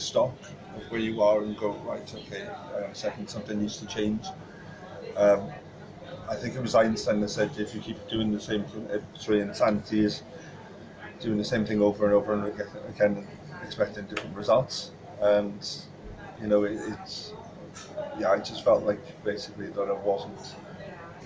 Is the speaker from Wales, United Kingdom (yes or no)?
yes; Pontypridd, Wales, United Kingdom; also born or lived in Roos; I'm originally from Pontypridd, but I was born in Roos, actually. Moved up to Pontypridd then